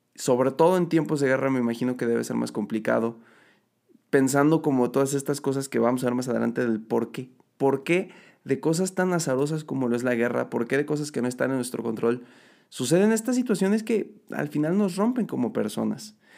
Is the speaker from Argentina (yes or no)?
no; Mexico; yo también soy de México.